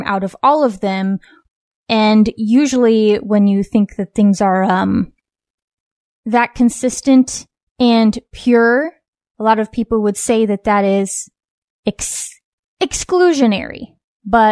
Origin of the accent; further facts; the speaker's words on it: West Coast, United States; a mother, author, and cultural commentator born and raised on the West Coast.